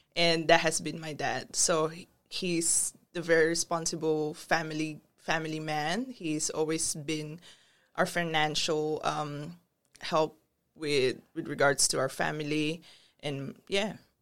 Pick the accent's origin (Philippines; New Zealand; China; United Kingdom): Philippines; moved away as an adult; also born or lived in Brunei; now in Australia; growing up in the Philippines, you wouldn't believe that I was that rebellious kid